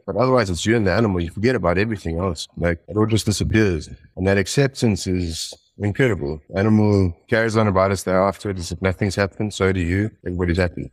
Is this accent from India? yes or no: no; Johannesburg, Gauteng, South Africa; I was born in Johannesburg in South Africa, um, and I grew up and went to school, um, sort of like in suburbs near Johannesburg